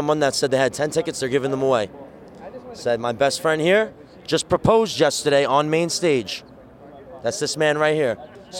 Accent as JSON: {"language": "English", "town": "New York City", "region": "New York", "country": "United States", "tie": "born or raised there", "said": "Born in Staten Island, raised."}